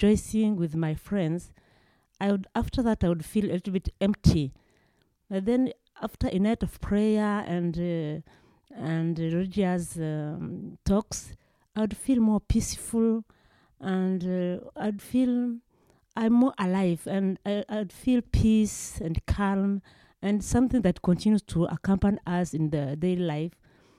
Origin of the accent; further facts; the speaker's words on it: Rwanda; moved away; I'm from Rwanda. I grew up in a Christian family